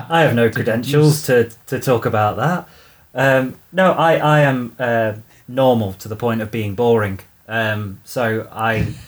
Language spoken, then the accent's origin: English; United Kingdom; I'm British